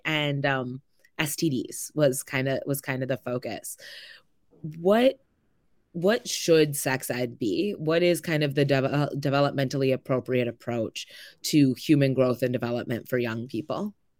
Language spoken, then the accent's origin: English; Madison, Wisconsin, United States; I grew up here in Madison. I went to public school